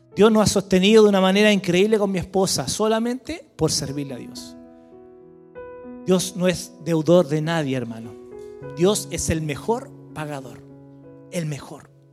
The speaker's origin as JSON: {"language": "Spanish", "town": "Santiago", "region": "Santiago Metropolitan Region", "country": "Chile", "tie": "born or raised there", "moved": "as an adult", "lives_now": "Villarrica, Chile", "said": "éramos de Santiago, siempre nacido y criado en Santiago"}